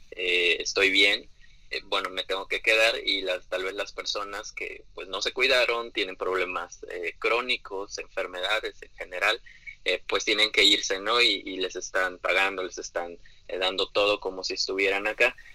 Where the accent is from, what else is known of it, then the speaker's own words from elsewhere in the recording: Mexico; las características primeramente como población mexicana sabemos muy bien que hay un alto índice de obesidad